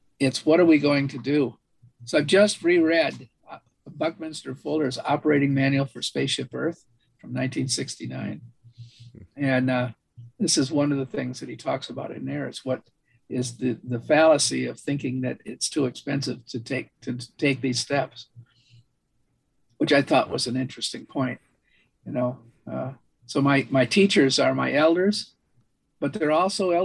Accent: Michigan, United States; When I was a kid, I grew up in Michigan.

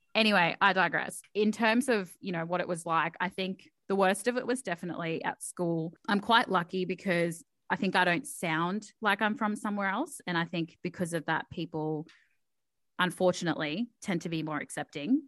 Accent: Townsville, Queensland, Australia; English is a second language; moved away as an adult; I moved down from Townsville, for anyone who knows where Townsville is. And I moved down about eight years ago now

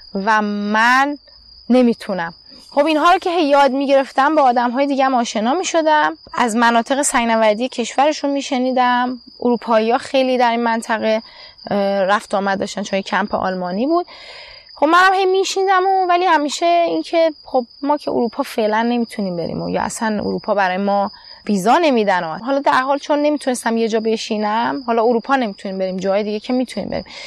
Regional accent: Iran; moved away as an adult; also born or lived in United Arab Emirates / Turkey; من در ایران به دنیا آمدم

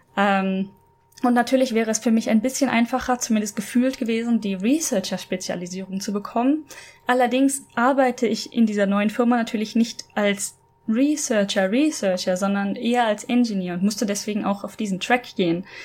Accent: Germany; moved away as an adult; also born or lived in Norway; ich als Deutsche in Norwegen gewohnt habe

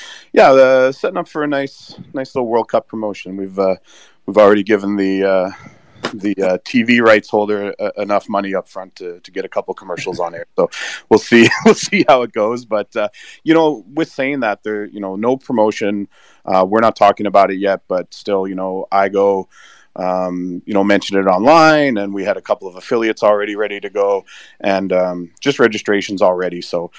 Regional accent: Canada; why as a Canadian would we be interested in going to Las Vegas for a conference?

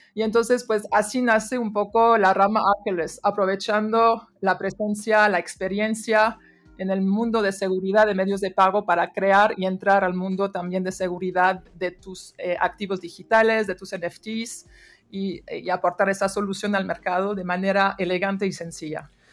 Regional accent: France; Spanish is a second language; moved away as an adult; now in Mexico; crecí en Francia

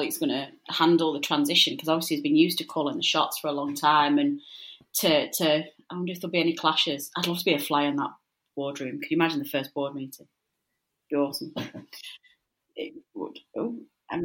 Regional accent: Burnley, North West England, United Kingdom; in the Northwest as well, particularly in Burnley, we're not that blunt.

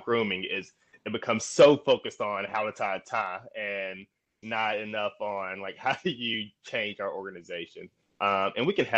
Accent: Jackson, Mississippi, United States; I grew up in Jackson, Mississippi, which is where I am right now.

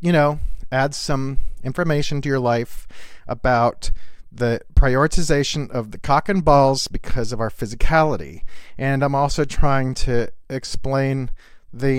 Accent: the South, United States; I grew up in the South, and in the South, back when I was a kid

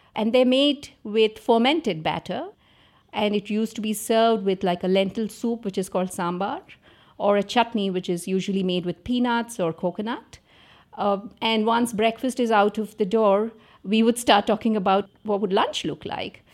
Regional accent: Andhra Pradesh, India; I grew up in Andhra Pradesh

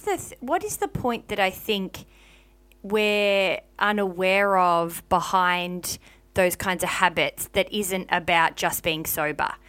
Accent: Melbourne, Victoria, Australia; moved away; my upbringing and my life growing up in Melbourne, Victoria

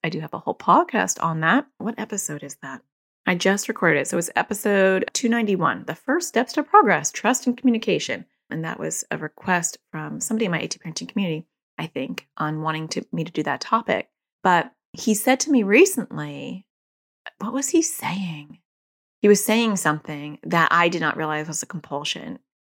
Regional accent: New York, United States; accent: New Jersey; moved away; also born or lived in New Jersey; I was born in New York

